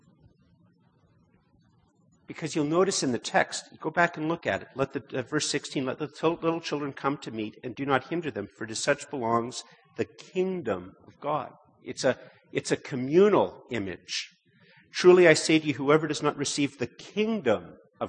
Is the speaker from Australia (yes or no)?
no; Montreal, Quebec, Canada; moved away; also born or lived in Ottawa; I was born here about a year after they immigrated to Canada. I grew up in Montreal